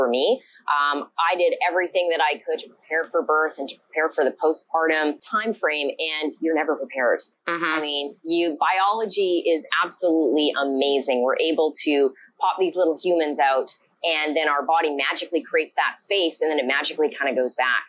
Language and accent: English; Vancouver, British Columbia, Canada; I hail from Vancouver, BC, Canada